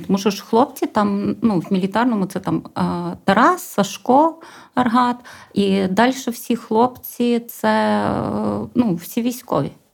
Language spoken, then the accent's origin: Ukrainian; Dubrovytsia, Rivne Oblast, Ukraine; я взагалі з Рівненської області, з такого хорошого бурштинового краю Дубровиці